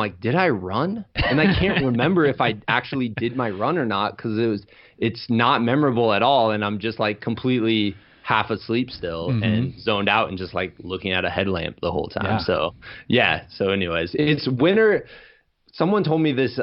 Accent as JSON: {"language": "English", "region": "Iowa", "country": "United States", "moved": "yes", "said": "I'm from Iowa, so I wanted to get back to homeland"}